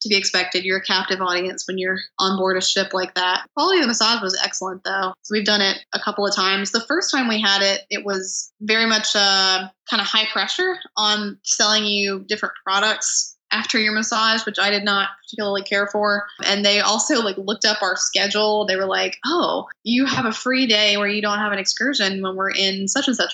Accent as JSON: {"language": "English", "region": "North Carolina", "country": "United States", "said": "We're from North Carolina"}